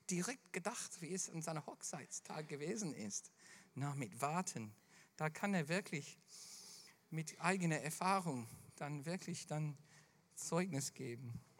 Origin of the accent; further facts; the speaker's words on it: Melbourne, Victoria, Australia; da, wo ich groß geworden bin in Melbourne, gibt es dann zwei Stunden äh, von Melbourne entfernt eine Insel